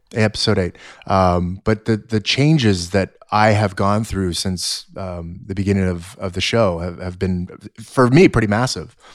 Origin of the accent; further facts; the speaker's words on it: Los Angeles, California, United States; I was born in Sun Valley, uh, right here in the San Fernando Valley